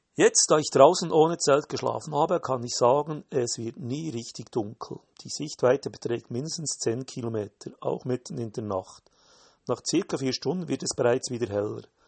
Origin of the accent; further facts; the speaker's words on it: Switzerland; Als Schweizer hat man das Wandern in den Genen